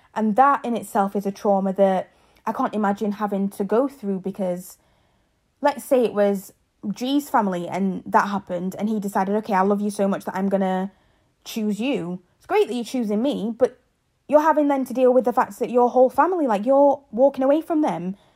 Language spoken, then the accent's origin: English; England, United Kingdom; moved away as an adult; also born or lived in Zambia; now in Ireland; I was born in Zambia, grew up in England and now live in Ireland.